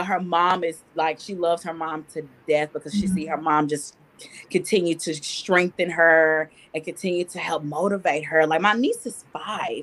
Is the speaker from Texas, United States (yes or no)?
yes; Jefferson, Texas, United States; moved away; my church in my hometown, Jefferson. Shout out to Jefferson, Texas.